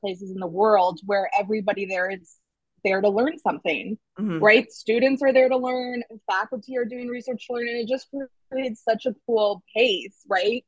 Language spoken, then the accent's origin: English; Minnesota, United States; also born or lived in Chicago; now in New York, United States; I'm originally from Minnesota